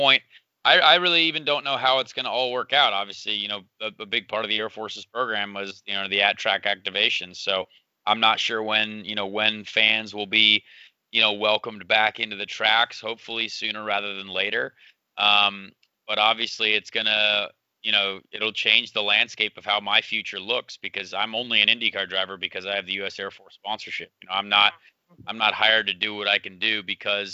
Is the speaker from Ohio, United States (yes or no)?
no; Indianapolis, Indiana, United States; this is my hometown.